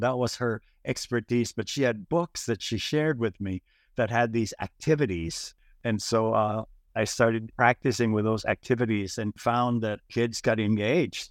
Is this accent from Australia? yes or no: no; Philippines; moved away; growing up in the Philippines